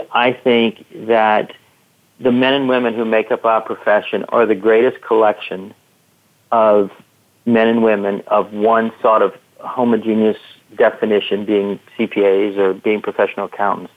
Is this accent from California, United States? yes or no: no; Louisiana Gulf Coast, United States; moved away; I grew up in a small city or a small town of about 50,000 people right on the Louisiana Gulf Coast